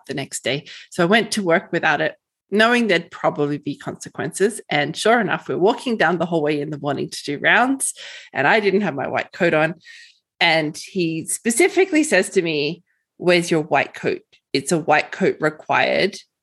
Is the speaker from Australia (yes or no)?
yes; Australia; moved away as an adult; now in Edson, Canada; So in Australia, I was straight out of high school into an undergrad program